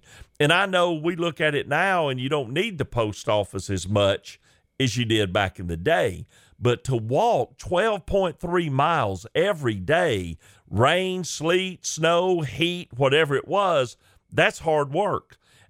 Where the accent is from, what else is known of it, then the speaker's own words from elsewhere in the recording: the South, United States; As you can tell, it didn't take long to figure out that I'm from the South.